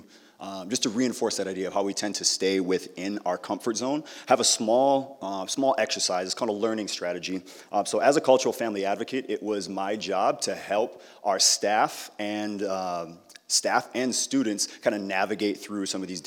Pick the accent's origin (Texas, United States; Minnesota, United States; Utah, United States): Minnesota, United States; Apple Valley; I grew up in Apple Valley, and it looked a lot different growing up than it does now.